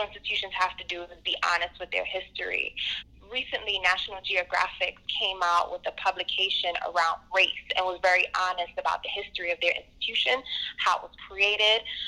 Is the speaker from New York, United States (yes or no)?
yes; New York City, New York, United States; I'm from Brooklyn, born and raised